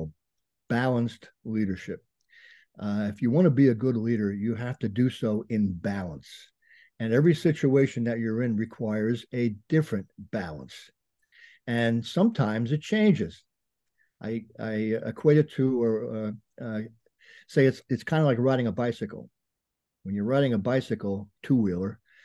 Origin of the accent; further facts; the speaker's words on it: Bergen County, New Jersey, United States; Grew up in Bergen County, New Jersey